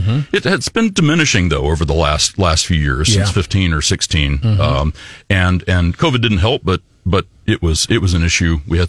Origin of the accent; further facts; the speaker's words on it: Texas, United States; also born or lived in Oklahoma; So I was born in Oklahoma and grew up in Texas. I was a bit of an Air Force brat.